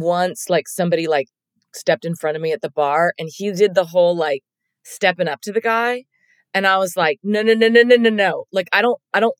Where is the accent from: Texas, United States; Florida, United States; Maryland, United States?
Texas, United States; Dallas; I grew up in Dallas